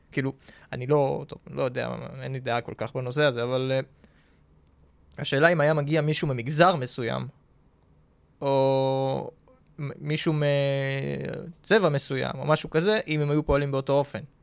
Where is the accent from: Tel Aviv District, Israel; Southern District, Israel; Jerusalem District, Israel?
Tel Aviv District, Israel; Tel Aviv; תל אביבי